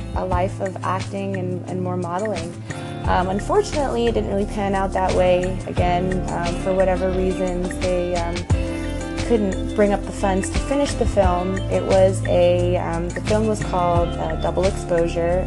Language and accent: English; Santa Cruz, California, United States; my hometown of Santa Cruz, California, where I was born and raised pretty much